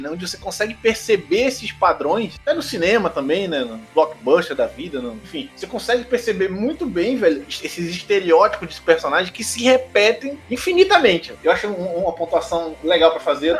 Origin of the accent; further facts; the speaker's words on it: Pará, Brazil; moved away as an adult; now in Rio de Janeiro, Brazil; eu sou do Pará